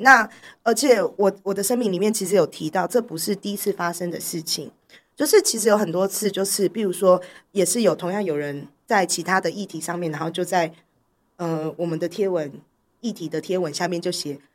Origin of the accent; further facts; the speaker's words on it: Taipei, Taiwan; 我从小在台北长大，我根本就没有口音